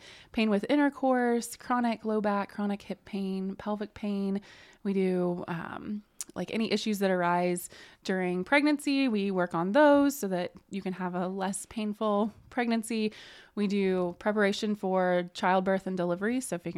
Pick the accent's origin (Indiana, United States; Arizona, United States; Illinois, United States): Indiana, United States; now in Muncie, United States; So I grew up in Jay County and then went to undergrad and grad school at University of Evansville.